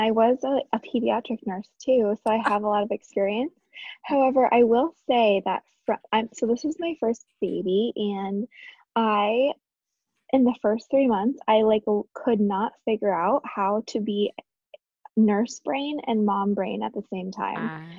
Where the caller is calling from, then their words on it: Burlington, Vermont, United States; I am podcasting from Burlington, Vermont, where it is a whopping 5 degrees.